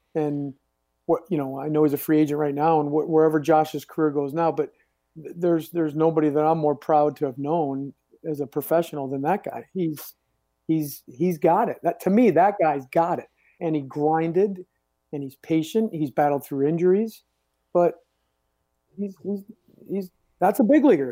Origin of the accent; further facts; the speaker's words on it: New England, United States; I grew up here in New England